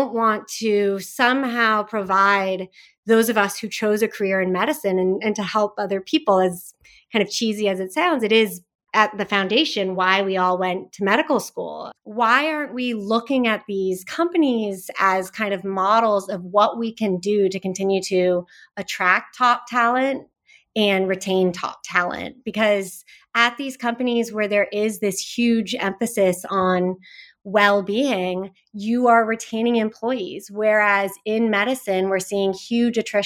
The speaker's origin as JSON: {"language": "English", "area": "Silicon Valley", "region": "California", "country": "United States", "tie": "born or raised there", "said": "I grew up in Silicon Valley"}